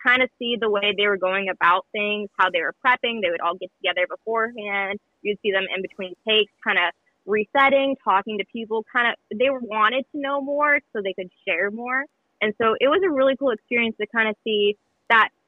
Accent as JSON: {"language": "English", "town": "Ellensburg", "region": "Washington", "country": "United States", "tie": "born or raised there", "said": "I grew up here in Ellensburg"}